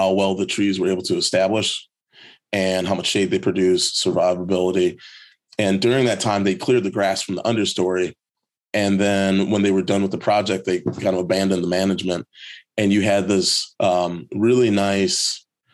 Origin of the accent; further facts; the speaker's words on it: Chicago, Illinois, United States; growing up in Chicago